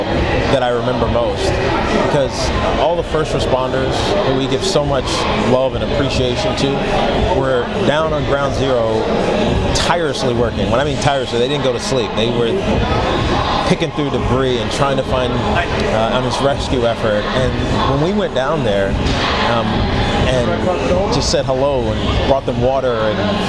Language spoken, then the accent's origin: English; Southwest Virginia, United States; I was from Southwest Virginia